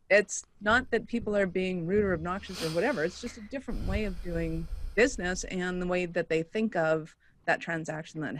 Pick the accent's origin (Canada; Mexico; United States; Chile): Canada; I'm very Canadian